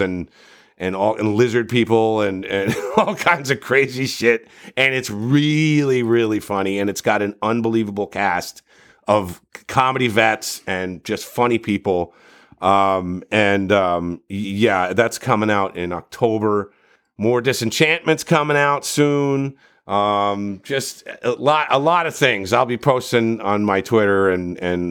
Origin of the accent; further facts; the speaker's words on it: New Jersey, United States; I'm from New Jersey